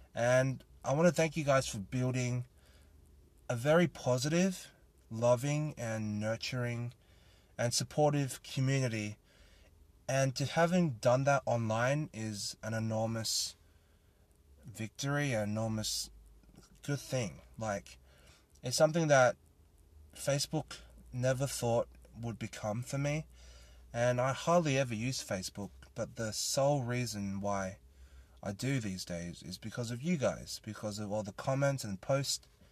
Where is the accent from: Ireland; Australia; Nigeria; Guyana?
Australia; I am a Thai Australian, born and raised in Australia